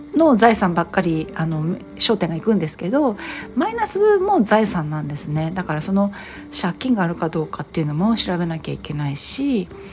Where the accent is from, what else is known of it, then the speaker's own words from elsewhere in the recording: Japan; now in United States; 一人でわざわざアメリカから日本に来て一人でその誇り臭い老朽化した実家に入って